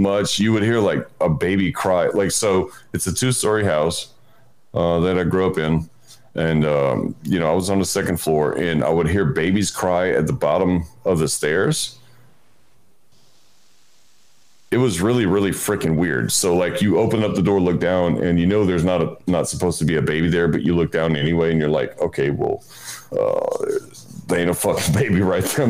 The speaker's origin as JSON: {"language": "English", "town": "Houma", "region": "Louisiana", "country": "United States", "tie": "born or raised there", "said": "I grew up in South Louisiana, like in Houma, Louisiana"}